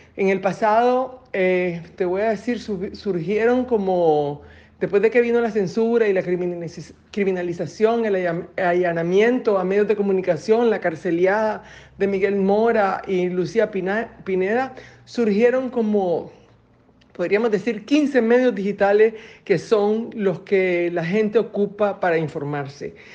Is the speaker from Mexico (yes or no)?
no; Nicaragua; nosotros los nicaragüenses